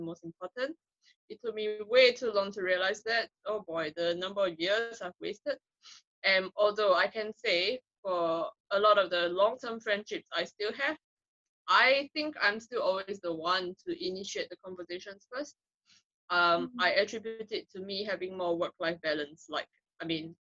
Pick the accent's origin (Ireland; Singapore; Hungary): Singapore; moved away as an adult; now in United Kingdom; as Singaporean transplants to Britain